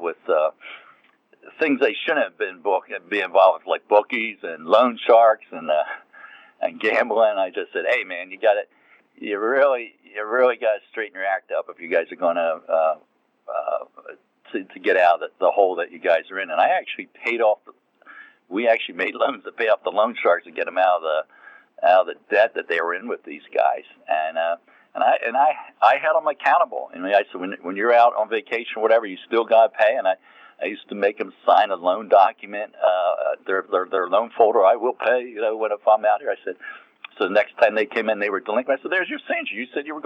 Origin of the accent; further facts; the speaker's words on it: Philadelphia, Pennsylvania, United States; also born or lived in North Carolina; I grew up in the Philadelphia area. So I came back up here to where I really grew up